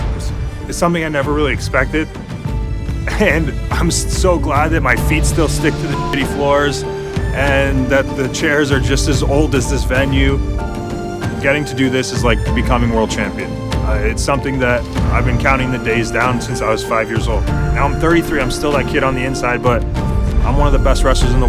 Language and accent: English; Hamilton, Ontario, Canada; my hometown